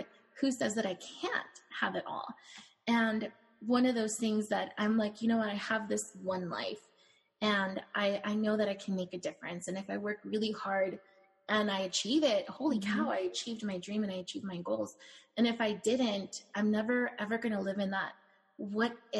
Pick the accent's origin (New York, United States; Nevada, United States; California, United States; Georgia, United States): California, United States; now in Phoenix, United States; I live in Phoenix now, but I'm from California.